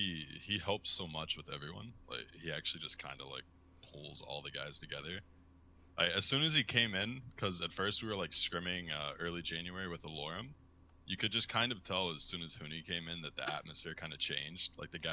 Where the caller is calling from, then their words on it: Beverly Hills, California, United States; I'm calling from Beverly Hills.